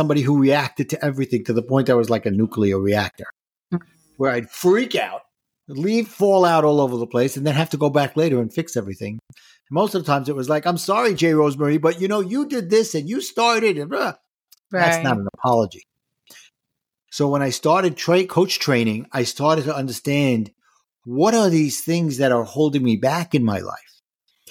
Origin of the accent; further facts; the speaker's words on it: New York City, New York, United States; I grew up in Brooklyn and spent most of my years there